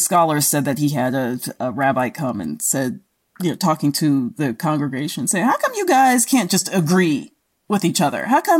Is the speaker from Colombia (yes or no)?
no; Australia; And like I said, I'm translating from the Australian. we say things just a little bit differently.